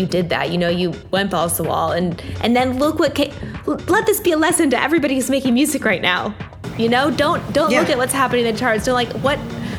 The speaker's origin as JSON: {"language": "English", "region": "Oregon", "country": "United States", "tie": "born or raised there", "said": "I was raised by Deadheads in Oregon"}